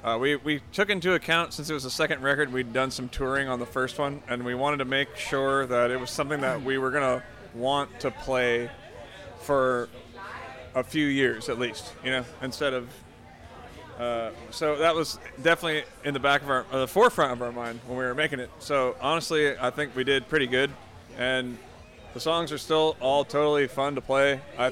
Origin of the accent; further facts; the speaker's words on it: California, United States; Chaney, the singer, is from Des Moines, Iowa, but her and I live in California.